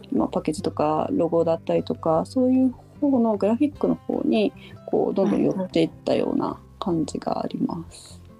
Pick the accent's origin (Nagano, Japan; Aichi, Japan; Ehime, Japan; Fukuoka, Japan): Nagano, Japan; Shiojiri; moved away as an adult; also born or lived in Tokyo; 私はですね長野県の塩尻市出身で、えー、高校卒業後東京に行き最近までずっと東京で